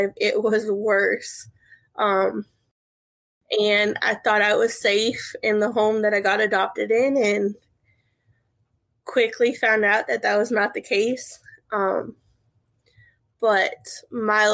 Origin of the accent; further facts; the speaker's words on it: Central California, United States; moved away as an adult; now in South Carolina, United States; I was born and raised in Central California. I left there in 2010, and I've never been back.